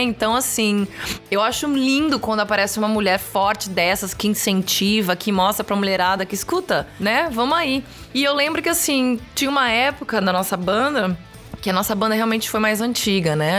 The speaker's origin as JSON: {"language": "Portuguese", "country": "Brazil", "moved": "as an adult", "lives_now": "Los Angeles, United States", "said": "eu sou brasileira"}